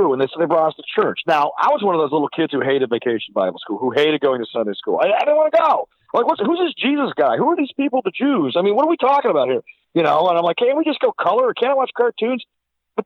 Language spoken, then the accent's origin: English; Silver Creek, New York, United States; I was brought up in the First Baptist Church of Silver Creek, New York